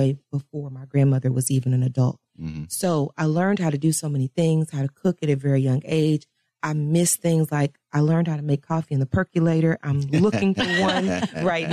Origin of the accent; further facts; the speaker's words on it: Dallas, Texas, United States; I was born and raised in Dallas, Texas.